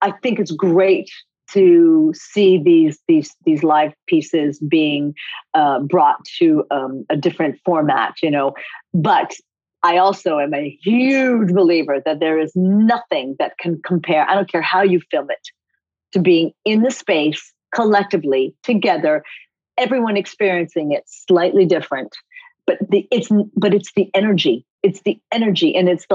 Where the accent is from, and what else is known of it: Coventry, Rhode Island, United States; born or raised there; also born or lived in Japan